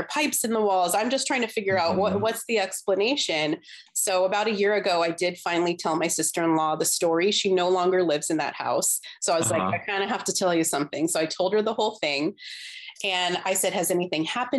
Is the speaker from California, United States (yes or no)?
yes; Southern California, United States; we're from Southern California. I still live in Southern California